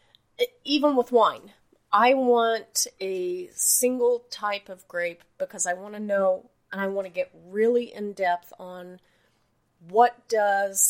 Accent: Oklahoma, United States; now in Akron, United States; I'm from Oklahoma. We downplay everything, and the more we downplay it, the more impressed we are.

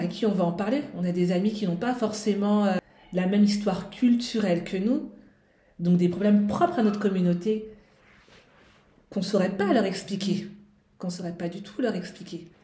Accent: France; on est né ici, en tout cas pour notre part, mm. et moi, mais on a des origines aussi sénégalaises

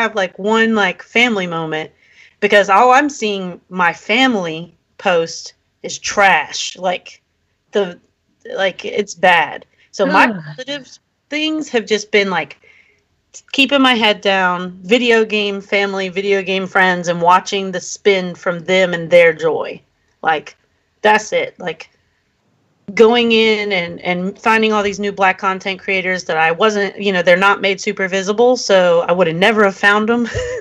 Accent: Rockville, Maryland, United States; also born or lived in Washington, D.C.; I'm from Rockville, Maryland.

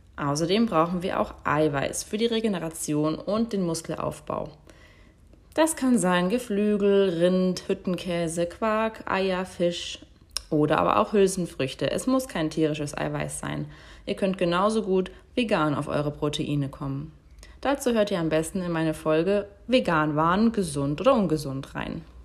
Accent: Germany; bei uns in Deutschland

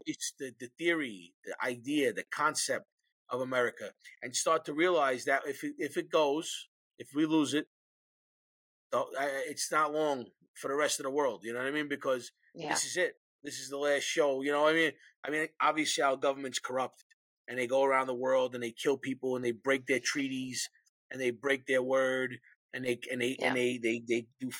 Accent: New York City, New York, United States; Born and raised in New York City

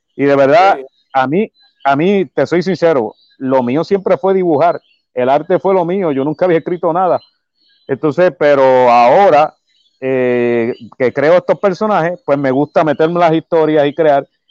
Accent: Humacao, east of Puerto Rico, Puerto Rico; yo soy del pueblo de Humacao, yo soy del área este de Puerto Rico. Eh, ahora mismo, este, pues sí, he, he vivido toda mi, bueno, toda mi vida

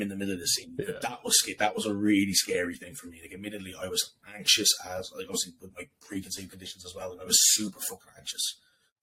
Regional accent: Dublin, Leinster, Ireland; moved away as an adult; now in England; I love being from Dublin. I love being from Ireland.

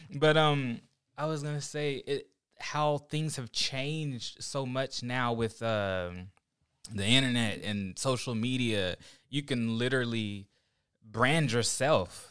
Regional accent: Oklahoma, United States; also born or lived in Ohio; now in California, United States; I'm from Oklahoma originally

